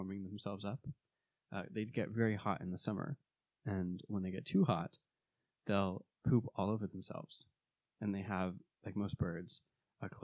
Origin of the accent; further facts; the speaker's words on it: Arizona, United States; where I grew up in Arizona